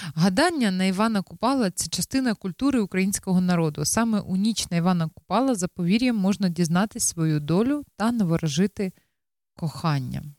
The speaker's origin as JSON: {"language": "Ukrainian", "country": "Ukraine", "moved": "yes", "lives_now": "Netherlands", "said": "ми також з України"}